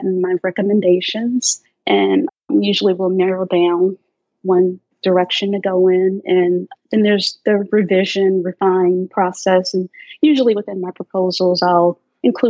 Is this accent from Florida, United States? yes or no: no; Chicago, Illinois, United States; I'm originally from South Side of Chicago, grew up in the South Side, and then, yeah, moved to the South Suburbs in the mid-70s